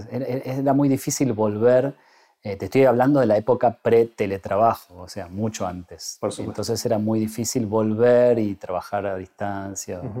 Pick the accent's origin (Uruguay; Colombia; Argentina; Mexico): Argentina; Bariloche, Río Negro; also born or lived in Buenos Aires; yo me fui en la clásica este, migración que hacíamos los jóvenes de 18 años cuando cumplíamos esa edad y queríamos estudiar una carrera universitaria. Casi, casi todos mis amigos y toda la, diría que esa franja etaria de los barilochenses